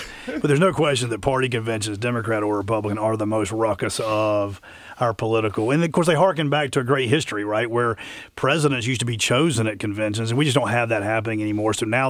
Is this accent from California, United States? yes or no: no; Albany, Georgia, United States; born or raised there